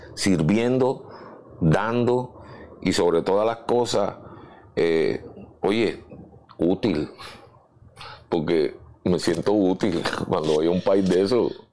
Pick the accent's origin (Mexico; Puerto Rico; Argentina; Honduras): Puerto Rico; San Juan; also born or lived in Chicago; me crié en San Agustín, el caserío San Agustín. Viví primero en Los Méndez, que es frente al Capitolio